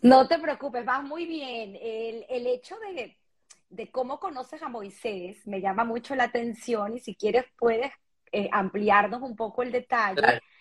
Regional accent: Venezuela; moved away; somos venezolanos

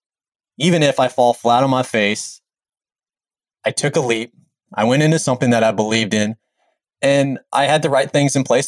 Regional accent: Jefferson City, Missouri, United States; I grew up in the Jefferson City, Missouri area

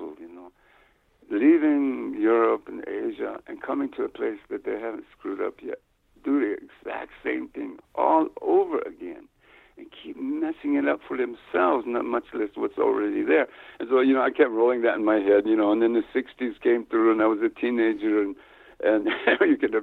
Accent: New Mexico, United States; also born or lived in Ohio; I grew up in New Mexico on an Indian reservation here

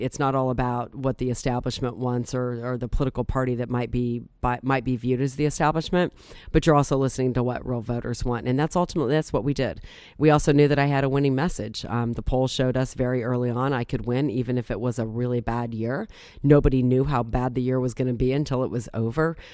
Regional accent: Akron, Ohio, United States; also born or lived in Green, Ohio; I was born and raised in Akron, and essentially I've lived in the region, uh, the, my entire life.

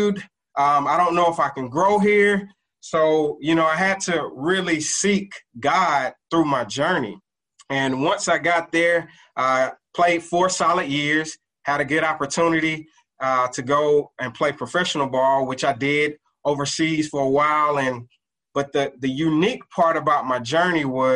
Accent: College Park, Georgia, United States; I'm originally from Atlanta, Georgia, better known as, I would say, College Park, Georgia, actually. Grew up in a household

